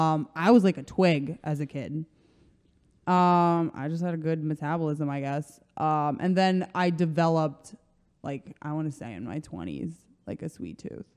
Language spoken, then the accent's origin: English; Croatia; English is a second language; now in United States; Growing up in Croatia, every summer, this ice cream spot had banana split